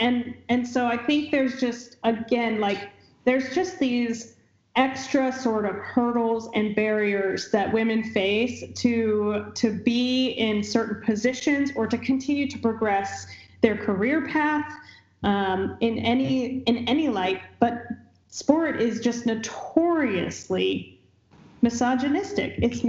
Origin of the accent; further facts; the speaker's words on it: Illinois, United States; moved away; when I grew up in Illinois.